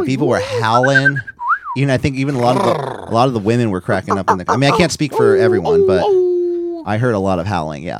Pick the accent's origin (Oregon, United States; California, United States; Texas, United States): California, United States; San Francisco; I'm from San Francisco, I'm born and raised here